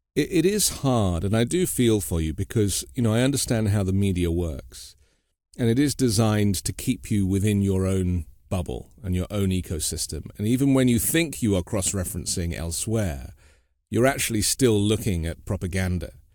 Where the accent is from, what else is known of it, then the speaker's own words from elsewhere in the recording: United Kingdom; now in United States; a British guy living in the U.S.